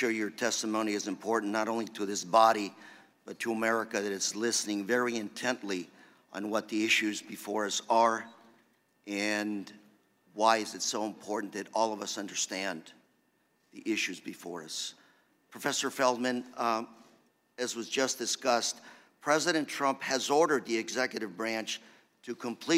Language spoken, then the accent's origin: English; California, United States; I grew up in California in the 1960s.